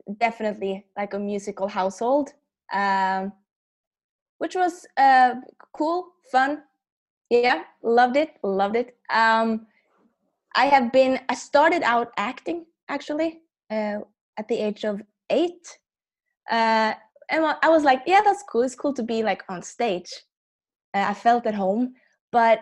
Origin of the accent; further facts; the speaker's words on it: Norway; I'm from Norway